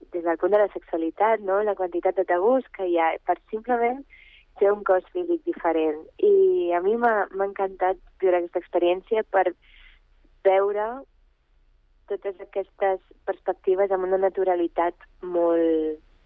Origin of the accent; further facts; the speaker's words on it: Catalonia, Spain; also born or lived in Bulgaria; jo vaig néixer a Bulgària, vaig immigrar a, aquí a Catalunya quan era molt petita amb els meus pares